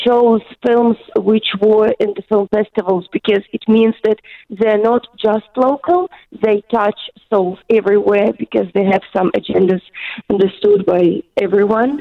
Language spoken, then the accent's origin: English; Ukraine; moved away as an adult; now in New Zealand; I was born there, and I worked there for the last 3 years